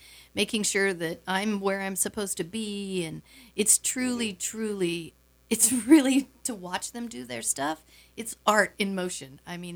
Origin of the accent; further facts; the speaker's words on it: Wisconsin, United States; I'm a Wisconsin mam